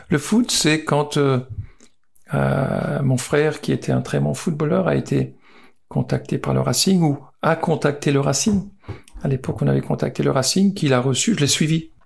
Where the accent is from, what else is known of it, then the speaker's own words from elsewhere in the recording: Mommenheim, Grand Est, France; also born or lived in Bordeaux; je suis né euh, à Momenheim, un petit village euh, du, Bas-Rhin, et ma maison était à 50 mètres du terrain de foot